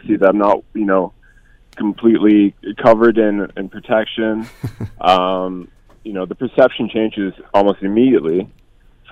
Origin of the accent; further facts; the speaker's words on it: Hamilton, Ontario, Canada; growing up in Hamilton, it's been great